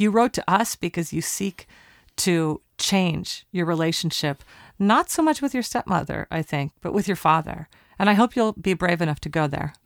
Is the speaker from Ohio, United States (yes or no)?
no; Portland, Oregon, United States; We're recording at Talkback Sound and Visual in Portland, Oregon, my hometown